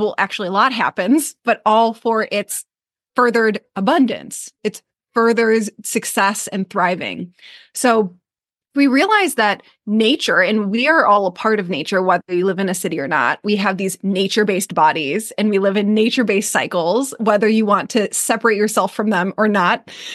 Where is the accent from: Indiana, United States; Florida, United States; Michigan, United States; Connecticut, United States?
Michigan, United States; moved away as an adult; now in Maui, United States; I'm from Michigan